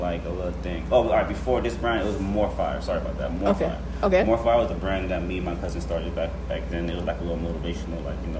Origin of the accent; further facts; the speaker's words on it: Miami, Florida, United States; I'm from Miami, Florida. I was born in Florida